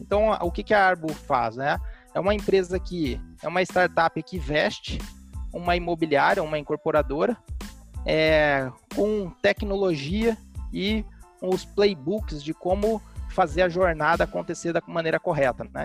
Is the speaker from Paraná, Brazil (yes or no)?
yes; Londrina, Paraná, Brazil; eu sou londrinense, e aqui é uma cidade, para quem conhece, com um mercado imobiliário bastante robusto